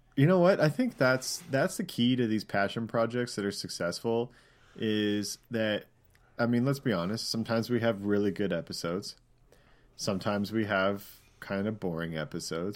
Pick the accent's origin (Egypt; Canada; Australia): Canada; accent: Canadian; moved away; also born or lived in United States; my Canadian accent